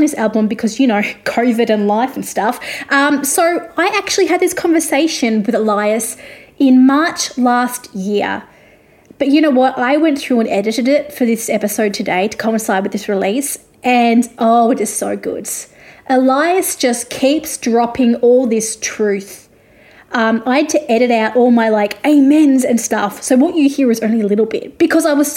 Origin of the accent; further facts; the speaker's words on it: Australia; also born or lived in Nashville; I'm an Australian music journalist